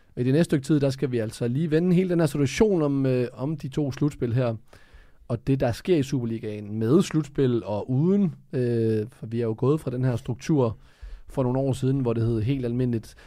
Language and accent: Danish; Funen, Southern Denmark, Denmark; moved away as an adult; now in Copenhagen, Denmark; jeg har kun boet i København i fire år, så jeg er stadig, jeg er Fynbo.